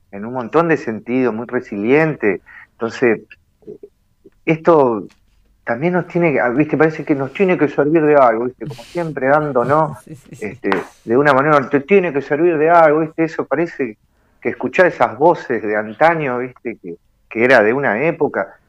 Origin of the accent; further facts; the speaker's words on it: Argentina; somos Argentina